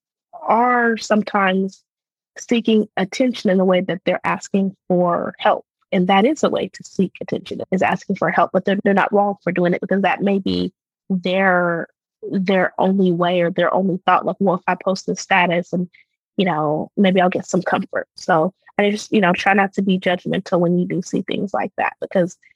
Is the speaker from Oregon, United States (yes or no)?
yes; Portland, Oregon, United States; now in Houston, United States; I grew up in Portland, Oregon, which is majority white population